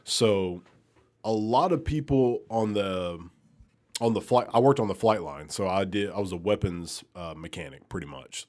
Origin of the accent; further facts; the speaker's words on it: Alabama, United States; moved away as an adult; also born or lived in Milwaukee; now in Memphis, United States; I'm from Alabama